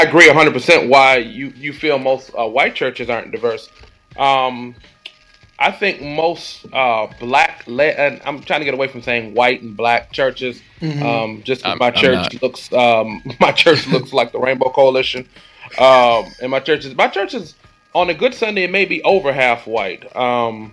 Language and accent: English; Detroit, Michigan, United States; I grew up in Detroit